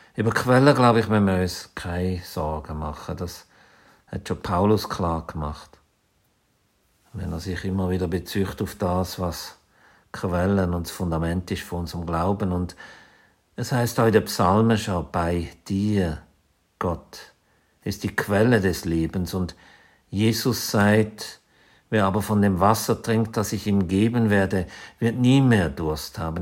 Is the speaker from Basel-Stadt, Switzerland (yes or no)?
no; Zürcher Weinland, Zurich, Switzerland; moved away; also born or lived in Basel; Aufgewachsen bin ich im Zürcher Wieland